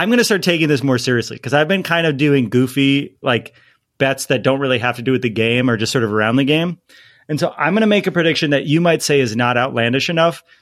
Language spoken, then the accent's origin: English; East Coast, United States; now in Los Angeles, United States; I grew up on the East Coast and I I wasn't into MLS and when Seattle and Portland came into the league, that's when I started to take notice of MLS